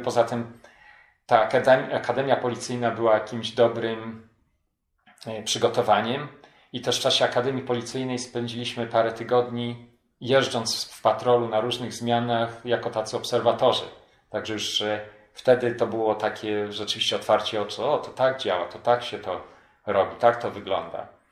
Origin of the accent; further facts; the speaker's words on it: Poland; now in Anchorage, United States; mimo że byłem imigrantem, mimo że angielski to mój drugi język